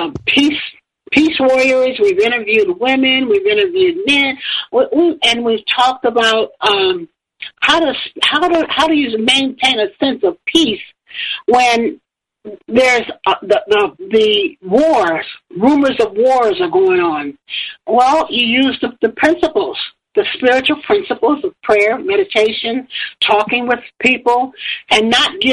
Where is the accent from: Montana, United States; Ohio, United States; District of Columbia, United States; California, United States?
Ohio, United States; Toledo; moved away as an adult; also born or lived in Florida; I moved from Florida back to Toledo